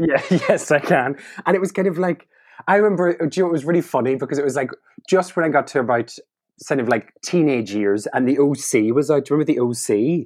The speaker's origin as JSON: {"language": "English", "area": "Donegal", "region": "Ulster", "country": "Ireland", "moved": "yes", "lives_now": "London, United Kingdom", "said": "I am a comedian, improviser, comedy writer, originally from Donegal, but now residing in lovely London town."}